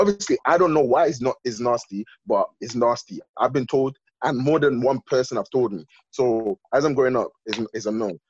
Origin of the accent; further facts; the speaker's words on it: London, United Kingdom; I grew up in North, innit? And the thing is, yeah, there's, in North, there's four types of people there. Ghanaians, Jamaicans, Somalians, and Turkish people.